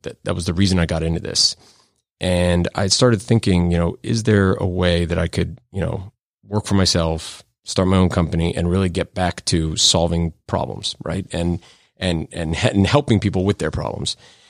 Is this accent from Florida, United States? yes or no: yes; Florida, United States; also born or lived in New York; I was born in New York, but grew up in South Florida.